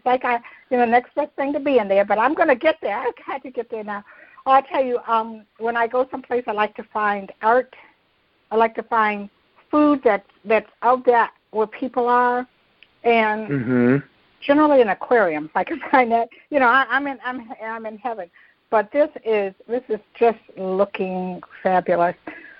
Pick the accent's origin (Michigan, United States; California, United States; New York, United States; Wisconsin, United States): Michigan, United States; Detroit; moved away; now my mother was born and raised in Detroit. I was born and raised in Detroit. I was grown before I ever went south.